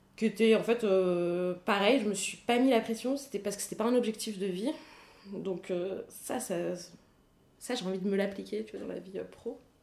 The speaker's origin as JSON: {"language": "French", "town": "Paris", "region": "Île-de-France", "country": "France", "tie": "born or raised there", "said": "j'ai grandi à Paris"}